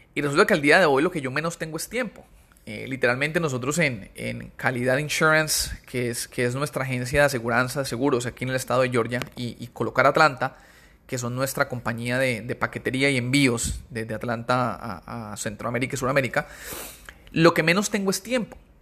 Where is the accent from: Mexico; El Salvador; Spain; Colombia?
Colombia; Cali, Valle del Cauca; now in United States; nosotros somos de Cali, mi esposo y yo, eh, Cali, Colombia